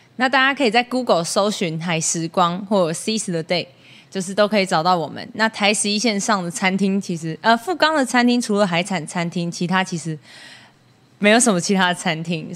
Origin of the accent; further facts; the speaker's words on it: Taoyuan, Taiwan; now in Taitung, Taiwan; 我是来自桃园。 然后我到台东生活已经四年左右的时间，那在去年在台十一线上富冈这个地区开了一间自己的小餐厅，叫做海时光